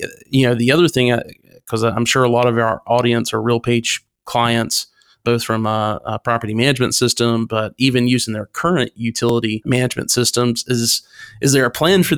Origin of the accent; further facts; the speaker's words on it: North Carolina, United States; my home state of North Carolina